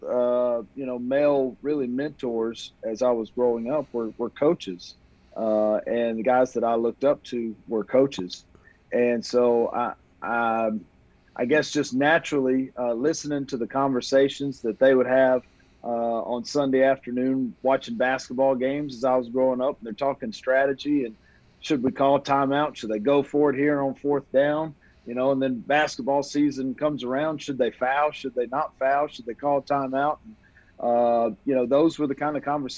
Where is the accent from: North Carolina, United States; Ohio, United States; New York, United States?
North Carolina, United States; Marshall; moved away as an adult; My hometown of Marshall, North Carolina